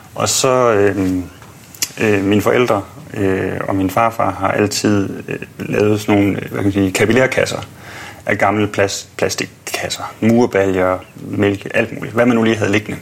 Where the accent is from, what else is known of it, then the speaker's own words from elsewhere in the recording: Odense, Southern Denmark, Denmark; also born or lived in Langeland; now in Copenhagen, Denmark; jeg er vokset op på Fyn i Odense